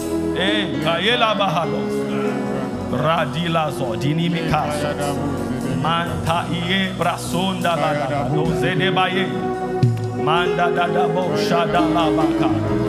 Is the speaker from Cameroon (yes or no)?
yes; Cameroon; I see, you are speaking French. I'm from Cameroon.